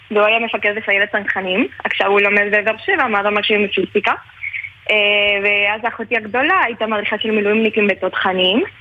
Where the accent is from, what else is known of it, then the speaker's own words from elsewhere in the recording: Córdoba, Argentina; now in Israel; אני גדלתי בקורדובה, בקורדובה.